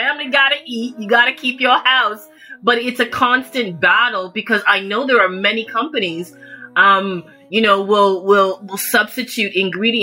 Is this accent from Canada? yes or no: yes; Toronto, Ontario, Canada; I was born in Toronto, Canada.